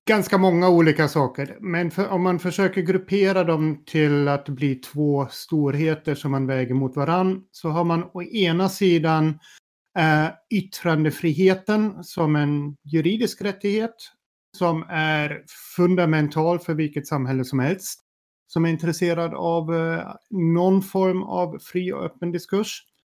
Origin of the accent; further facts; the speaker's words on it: Sweden; som svensk med tyska rötter